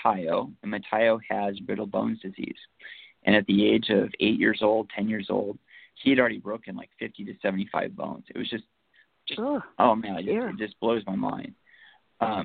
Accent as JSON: {"language": "English", "town": "Seattle", "region": "Washington", "country": "United States", "said": "we're from Seattle"}